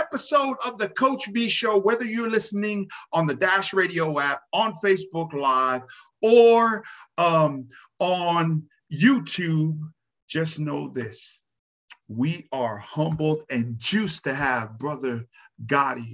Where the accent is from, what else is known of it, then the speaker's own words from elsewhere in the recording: Pomona, California, United States; growing up in Pomona, California